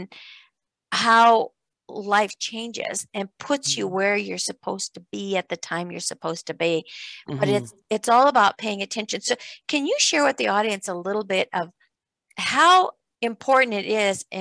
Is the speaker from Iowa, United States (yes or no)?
yes; Iowa, United States; growing up in Iowa on a farm, there wasn't a whole lot of anything out there.